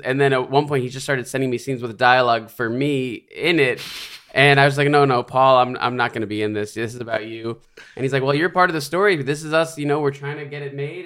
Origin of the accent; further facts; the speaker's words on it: New York City, New York, United States; grew up in the Bronx in New York.